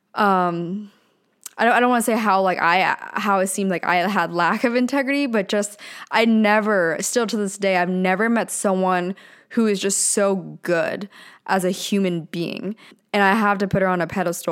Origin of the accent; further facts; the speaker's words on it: Pennsylvania, United States; now in Orange County, California, United States; since I grew up in Pennsylvania, I moved to, to Southern California